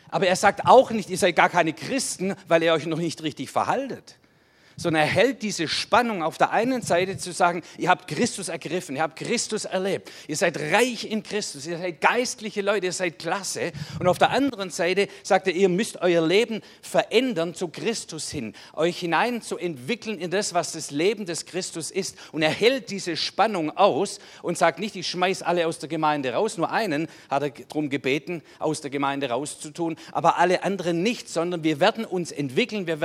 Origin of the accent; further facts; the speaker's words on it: Baden-Württemberg, Germany; Und dann so eine Lebensführung, dass man sagt, das graust einem als Schwabe.